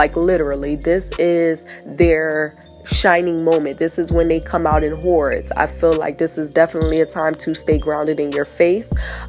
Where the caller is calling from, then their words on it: Delaware, United States; I'm calling in from Delaware.